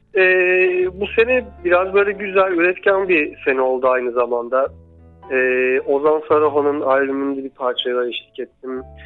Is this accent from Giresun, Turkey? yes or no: yes; Giresun, Turkey; moved away; çocukluğunun ya da 20 yaşına kadarki hayatının bir kısmı e, Giresun'da geçen birisi olarak